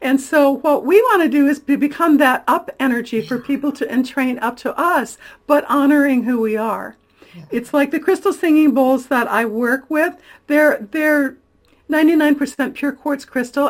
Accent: Florida, United States; born there; now in California, United States; Well, I've lived in a lot of places. I was born in Florida, my brother in Georgia, my sister in Ohio. We lived in Missouri and a long time in Michigan. But I've been in California since 1983, and I'm thrilled to call it my home

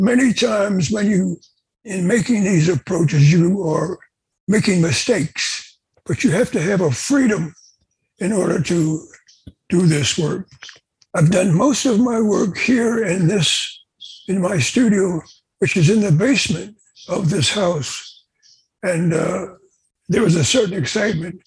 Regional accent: Pleasantville, New Jersey, United States; I was born in Pleasantville, New Jersey, which is not that far from Atlantic City

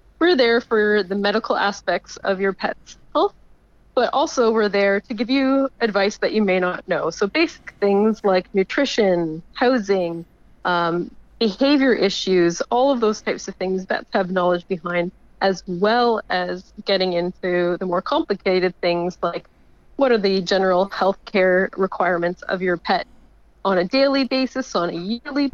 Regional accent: Canada; moved away as an adult; now in Melbourne, Australia; my home country of Canada

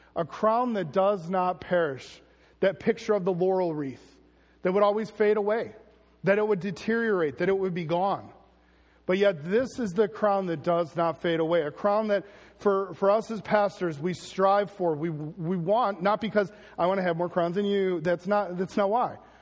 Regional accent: United States; as Americans

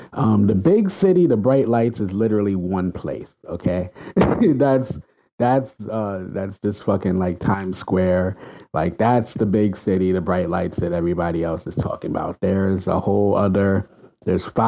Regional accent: New York City, New York, United States; I'm from the Bronx.

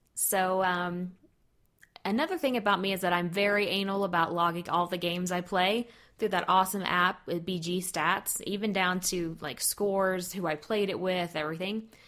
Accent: Texas, United States; I am from Texas, and that accent will come out occasionally

